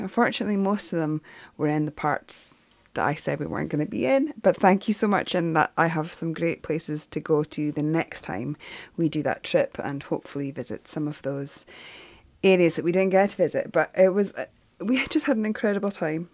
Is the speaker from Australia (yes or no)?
no; Shetland, Scotland, United Kingdom; moved away; we're from Shetland